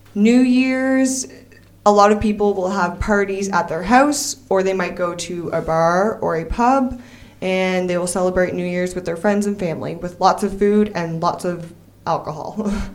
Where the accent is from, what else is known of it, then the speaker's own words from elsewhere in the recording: Labrador City, Newfoundland and Labrador, Canada; moved away as an adult; also born or lived in Fredericton, New Brunswick; now in Nice, France; I am from Newfoundland and Labrador. I'm from the town of Labrador City, which is in northern Canada. And I grew up there my whole life